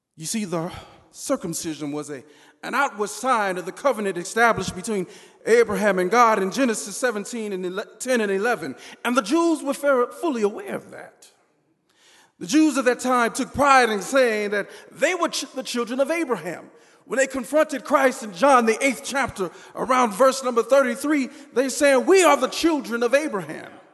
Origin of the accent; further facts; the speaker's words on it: Southern California, United States; When I was a kid growing up in Southern California